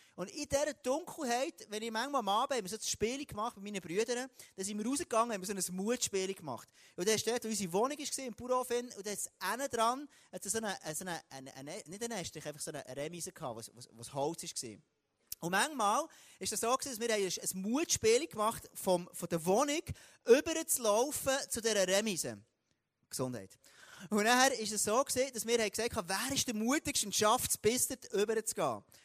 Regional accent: Switzerland; Dort, wo ich bin aufgewachsen im Jura, dort war es extrem dunkel gewesen

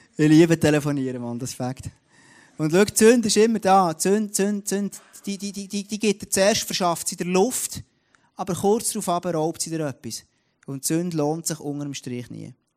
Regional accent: Switzerland; bei uns in der Schweiz

